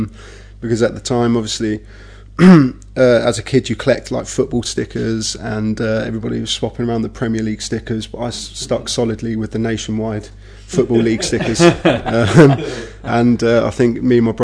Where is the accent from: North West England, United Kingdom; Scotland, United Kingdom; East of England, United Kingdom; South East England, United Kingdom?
South East England, United Kingdom; Milton Keynes; My dad grew up in Hayes, and his work moved to Milton Keynes. So I was born in Milton Keynes